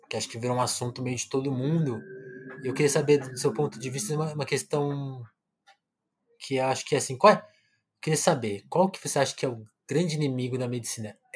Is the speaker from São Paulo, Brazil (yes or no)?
yes; São Paulo, Brazil; moved away; also born or lived in Ceará; Eu sou paulistano, eu sou de São Paulo